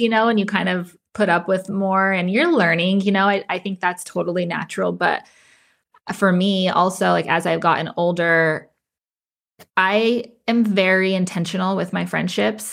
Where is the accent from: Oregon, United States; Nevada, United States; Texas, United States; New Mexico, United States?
New Mexico, United States; Las Cruces; I was born and raised in Las Cruces, New Mexico